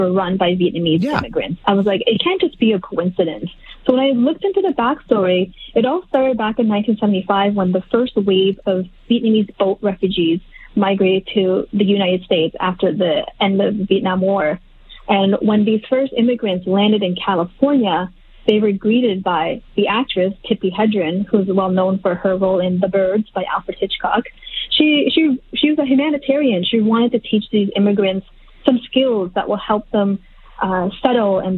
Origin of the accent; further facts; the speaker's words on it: Halifax, Nova Scotia, Canada; I grew up in Halifax, Nova Scotia